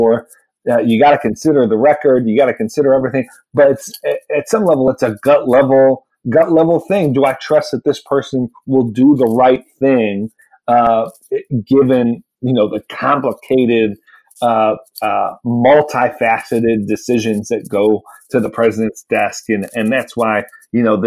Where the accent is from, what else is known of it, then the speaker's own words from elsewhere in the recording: New York, United States; moved away; Gillibrand was my home state senator